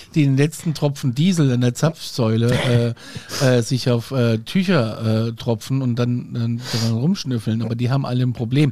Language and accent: German; Gudensberg, Hesse, Germany; ich bin ja in, in Nordhessen groß geworden, in einer ja. Kleinstadt namens Gudensberg